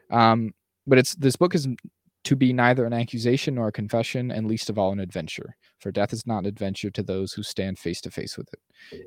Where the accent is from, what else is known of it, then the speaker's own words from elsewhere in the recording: United States; as an American